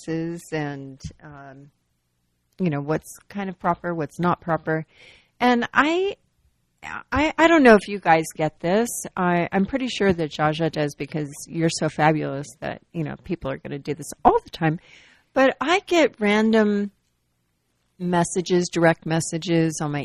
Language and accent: English; the South, United States; I'm from the South.